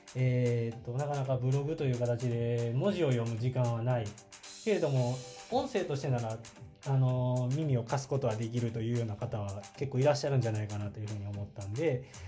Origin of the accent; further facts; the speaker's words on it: Kyoto, Japan; 出身は京都、えー、京都ですで現在も京都に住んでいて